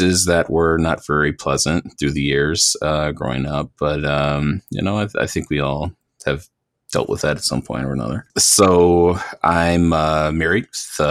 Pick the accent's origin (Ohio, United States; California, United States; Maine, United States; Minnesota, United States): Ohio, United States; Cleveland; I grew up in Cleveland, Ohio, my entire life